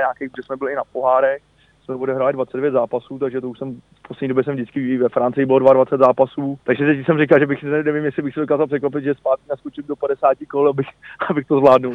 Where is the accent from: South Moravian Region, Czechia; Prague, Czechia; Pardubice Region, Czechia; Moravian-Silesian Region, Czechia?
Prague, Czechia; also born or lived in Spain; jsem Pražák